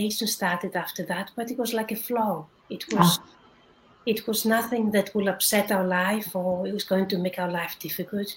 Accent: Greece; moved away as an adult; now in London, United Kingdom; I was born in Greece, but I lived in England, in London, for 20 years now, so I consider myself also a Londoner.

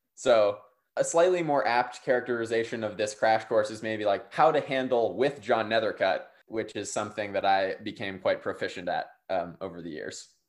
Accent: Durham, North Carolina, United States; I grew up in Durham, North Carolina

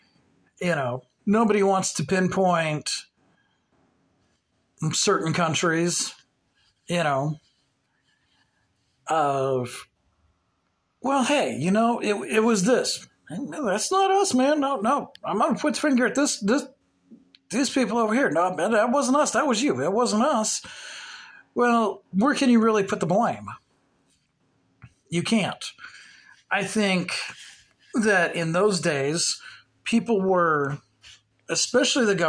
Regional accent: Cape Girardeau, Missouri, United States; Cape Girardeau, which is basically our hometown

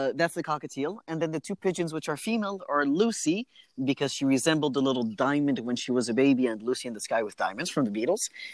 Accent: France; moved away; I said, France

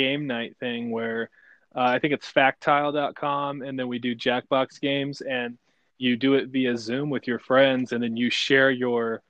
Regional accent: Indiana, United States; moved away as an adult; now in Salt Lake City, United States; I'm from Indiana, born and bred, and I've lived in Salt Lake now about 9 years

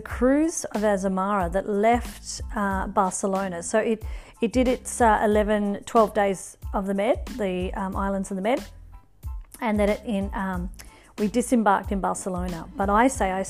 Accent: northern New South Wales, Australia; I am back in Australia, in my hometown in northern New South Wales

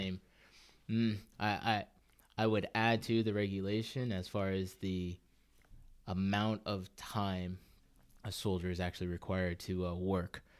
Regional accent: California, United States; growing up in California during the whole Silicon Valley boom

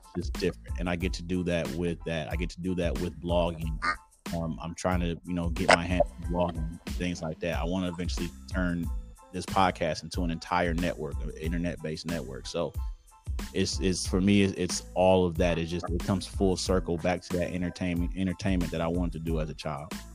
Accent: Detroit, Michigan, United States; accent: Detroit; So I'm from Detroit uh, Detroit, Michigan. Um, pretty much born, yeah, born and raised.

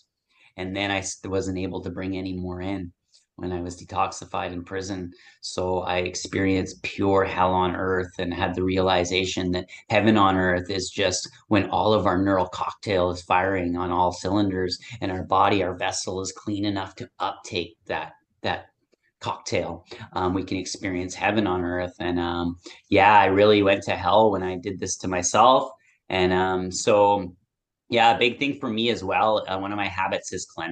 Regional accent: Nanaimo, British Columbia, Canada; my hometown here of Nanaimo

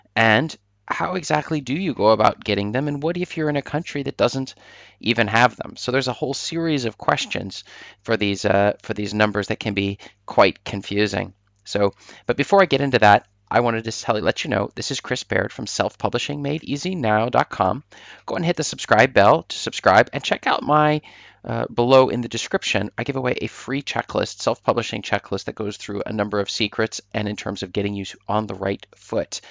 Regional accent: Norway; I'm from Norway, in Norway here

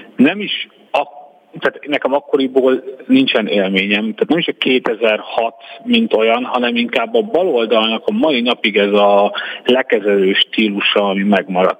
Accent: Hungary; moved away as an adult; now in Budapest, Hungary; én amielőtt felköltöztem Budapestre, kb. 8 percre laktam a felvidéki határtól, illetve én úgy nőttem fel

